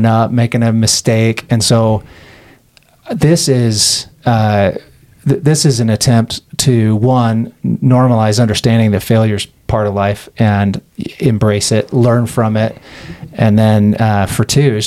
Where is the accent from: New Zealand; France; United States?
United States; Las Vegas, Nevada; I grew up in Las Vegas